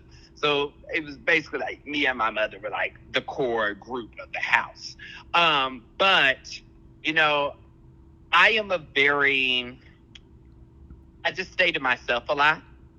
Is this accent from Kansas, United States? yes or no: yes; Kansas City, Kansas, United States; So I grew up in Kansas. Okay. I grew up in Kansas City, Kansas.